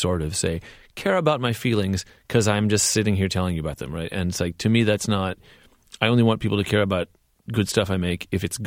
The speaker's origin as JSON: {"language": "English", "region": "California", "country": "United States", "tie": "born or raised there", "said": "I grew up in California"}